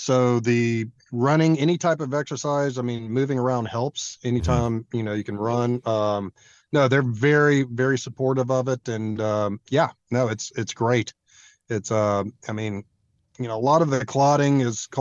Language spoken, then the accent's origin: English; Montgomery, Alabama, United States; now in Houston, United States; I'm from Montgomery, Alabama